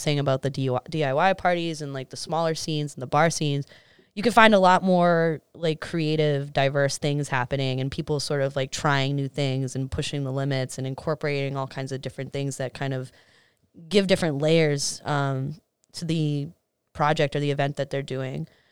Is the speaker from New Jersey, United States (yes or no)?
no; Medford, Massachusetts, United States; also born or lived in New York / Miami / East Boston; I grew up in Medford